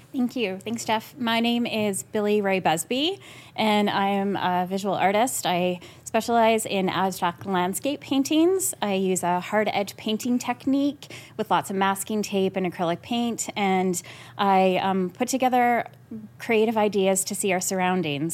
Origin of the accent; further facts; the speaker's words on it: Yorkton, Saskatchewan, Canada; I was born and raised there